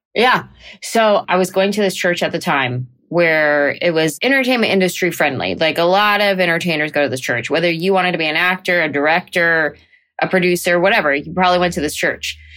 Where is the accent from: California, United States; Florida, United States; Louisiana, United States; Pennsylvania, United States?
California, United States; San Jose; I grew up in San Jose, California